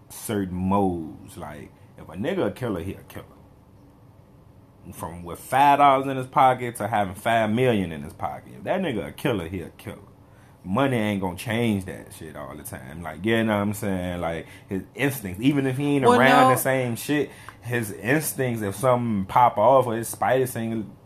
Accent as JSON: {"language": "English", "town": "Richmond", "region": "Virginia", "country": "United States", "tie": "born or raised there", "said": "I'm from Richmond, Virginia, East End of Richmond, Churchill"}